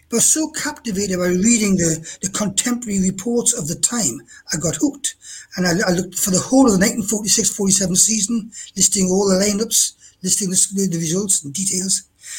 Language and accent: English; Newcastle upon Tyne, North East England, United Kingdom; I'm from the East End of Newcastle, Baker born and bred